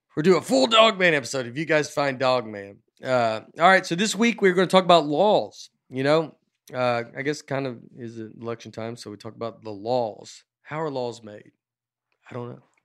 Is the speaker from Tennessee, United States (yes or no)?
yes; Old Hickory, Tennessee, United States; I grew up in Old Hickory, which is Lakewood